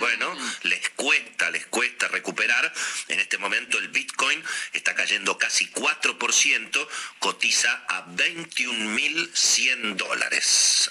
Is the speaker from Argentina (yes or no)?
yes; Argentina; somos los argentinos